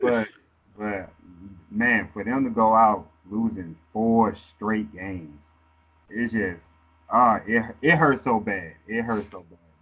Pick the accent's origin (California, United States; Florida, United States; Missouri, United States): Missouri, United States; St. Louis; St. Louis, Missouri, my hometown.